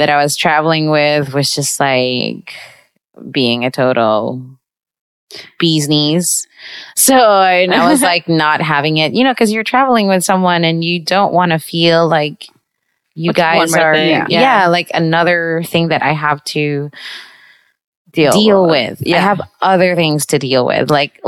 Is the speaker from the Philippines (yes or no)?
yes; Visayas, Philippines; now in New York, United States; I'm from the Visayas in the Philippines